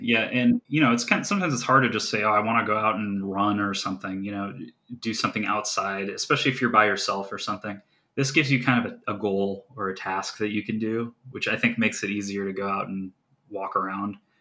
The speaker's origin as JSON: {"language": "English", "area": "Geauga County", "region": "Ohio", "country": "United States", "tie": "born or raised there", "said": "where I grew up in Geauga County, Ohio"}